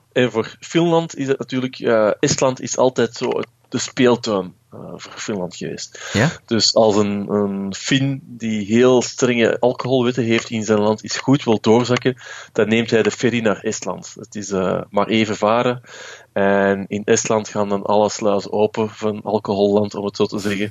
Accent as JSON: {"language": "Dutch", "country": "Belgium", "said": "als Belg"}